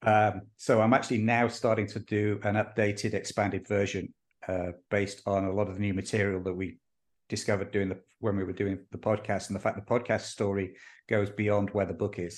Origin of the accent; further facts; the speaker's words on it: Austin, Texas, United States; my hometown of Austin, Texas